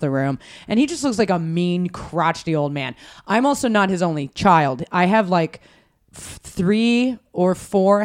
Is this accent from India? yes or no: no; Reno, Nevada, United States; now in New York, United States; I was born in Reno, raised in Reno.